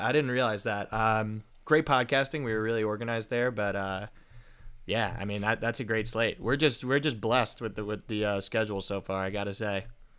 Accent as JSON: {"language": "English", "area": "Long Island", "region": "New York", "country": "United States", "said": "I'm from Long Island"}